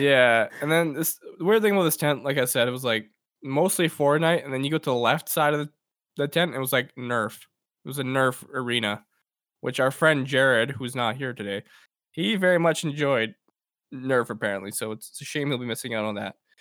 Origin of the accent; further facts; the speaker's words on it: Edmonton, Alberta, Canada; w-, we're, we're from Edmonton